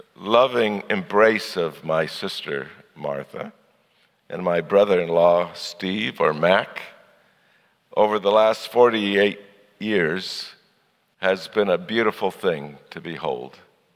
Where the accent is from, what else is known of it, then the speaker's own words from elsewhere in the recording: Kolondoto, Shinyanga, Tanzania; also born or lived in Chicago; now in United States; I'm a third generation missionary with Africa Inland Mission. I was born here in the United States in Chicago, but my parents took me to Kolondoto, Tanzania when I was 3 years old.